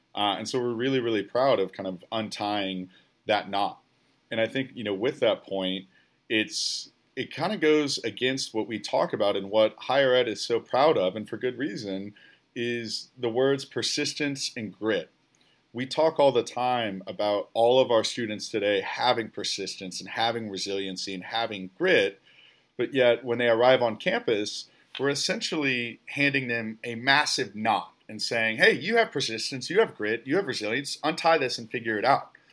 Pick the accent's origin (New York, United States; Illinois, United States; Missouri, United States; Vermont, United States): Illinois, United States; about forty miles west of Chicago; moved away as an adult; also born or lived in Oklahoma; I'm a kid from the Midwest as well, about forty miles west of Chicago